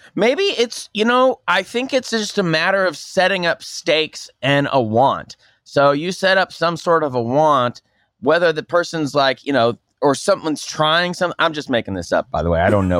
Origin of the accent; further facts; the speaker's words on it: Tulsa, Oklahoma, United States; I'm from Oklahoma, and I'm in Oklahoma. There's a hotel. I'm from Tulsa